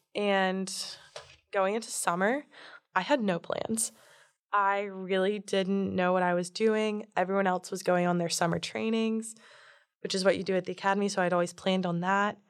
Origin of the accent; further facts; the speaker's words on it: Fort Lauderdale, Florida, United States; moved away as an adult; also born or lived in Jupiter, Florida / Palm Beach, Florida; now in Durham, United States; I am from Fort Lauderdale, Florida, but I've lived in Jupiter, Palm Beach, and my family's moving to Miami right now